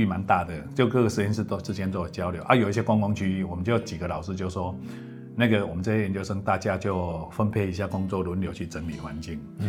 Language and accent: Chinese; Lucao, Chiayi County, Taiwan; 我是嘉义鹿草人。家己落草，落下咧食草。